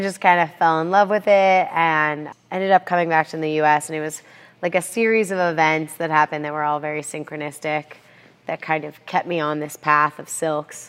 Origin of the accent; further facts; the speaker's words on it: Aspen, Colorado, United States; moved away as an adult; also born or lived in San Francisco, California; I grew up in Aspen, Colorado